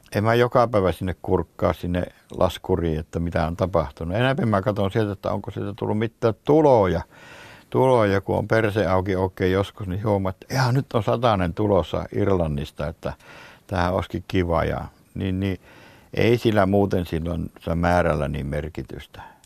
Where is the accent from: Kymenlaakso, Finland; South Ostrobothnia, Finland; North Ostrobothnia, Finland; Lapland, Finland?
North Ostrobothnia, Finland; Oulu; also born or lived in North Karelia; now in Pudasjärvi, Finland; mä lapsuuteni veti Oulussa